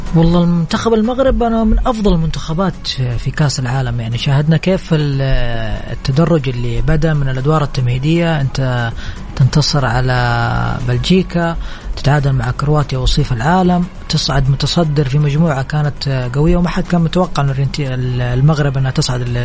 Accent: Saudi Arabia; عندنا في السعوديه

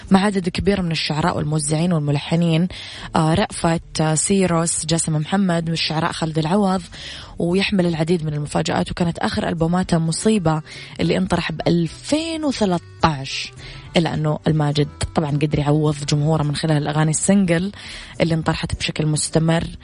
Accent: Sudan; من السودان أحيي أخي من اليمن الشقيق

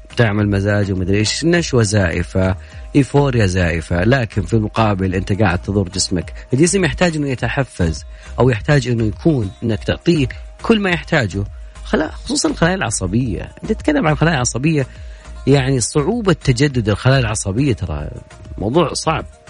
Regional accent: Saudi Arabia; عندنا في السعودية

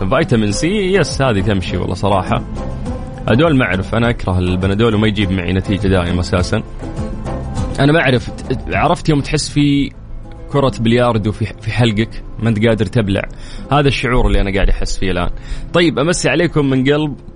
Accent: Saudi Arabia; وهذا أصبح شيء لازم بالنسبة لنا كسعوديين وكمنتخب سعودي

